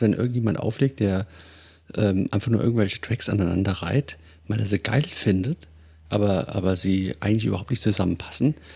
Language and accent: German; Hesse, Germany; ich komme aus Hesse